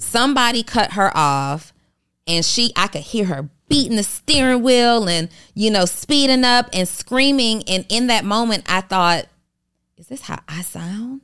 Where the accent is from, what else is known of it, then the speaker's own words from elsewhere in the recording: College Park, Georgia, United States; also born or lived in New Orleans, Louisiana; I'm originally from New Orleans, and I was raised in College Park, Georgia